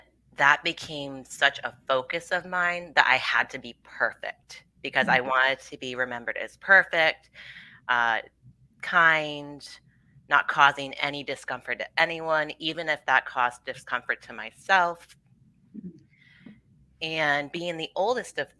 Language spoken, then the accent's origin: English; Rhode Island, United States; I'm from Rhode Island and I was born and raised here